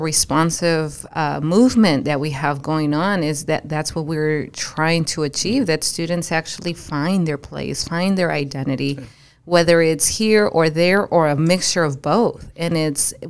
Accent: Mexico City, Mexico; moved away; that's my hometown, so that's beautiful. Yeah, that's where I was born

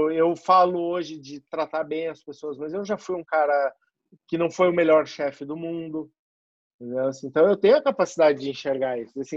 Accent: South Region, Brazil; now in São Paulo, Brazil; eu saí do Sul e vim morar em São Paulo para poder construir a minha

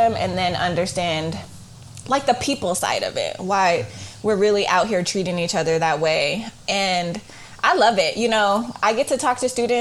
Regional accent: Oakland, California, United States; I'm from Oakland, California, and I grew up in the East Side

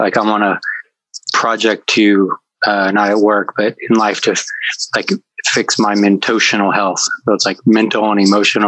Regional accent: Decatur, Illinois, United States; also born or lived in Mount Zion, Illinois; Decatur is where I grew up, Mount Zion, Illinois.

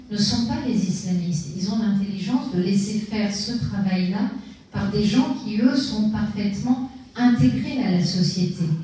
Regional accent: France; chez nous en France

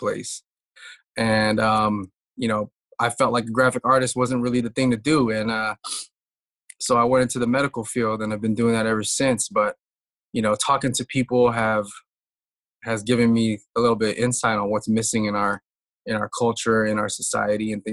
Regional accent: Bay Area, California, United States; also born or lived in Pittsburg, California / Vallejo, California / Hayward, California / Fremont, California; born and raised in the Bay Area, grew up

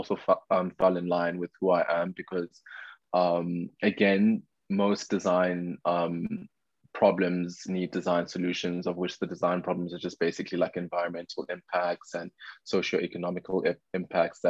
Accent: Pretoria, Gauteng, South Africa; born and raised in Pretoria, moved around a bit

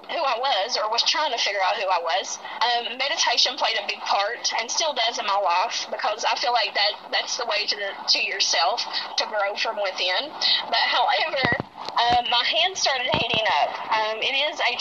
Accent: the South, United States; We're all psychics, and we are from the South here in the United States

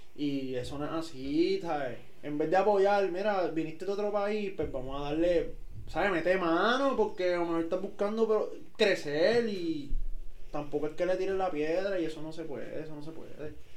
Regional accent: Puerto Rico; somos puertorriqueños

